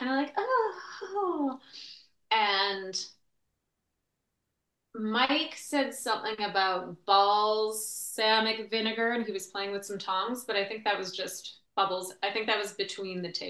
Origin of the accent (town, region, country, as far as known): Canada; born or raised there; also born or lived in Ottawa, Ontario